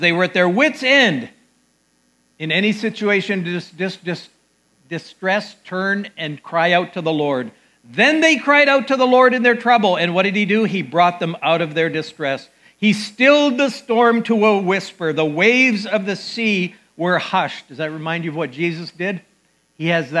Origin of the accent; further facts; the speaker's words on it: Calgary, Alberta, Canada; moved away; I grew up in Calgary, Alberta, outdoor country